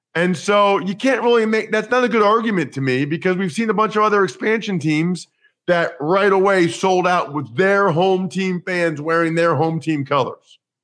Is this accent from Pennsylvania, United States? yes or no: yes; outside of Philadelphia, Pennsylvania, United States; I grew up outside of Philadelphia